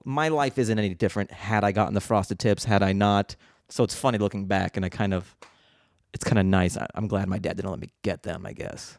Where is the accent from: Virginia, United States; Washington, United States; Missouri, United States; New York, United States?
Washington, United States; Seattle; I grew up in Seattle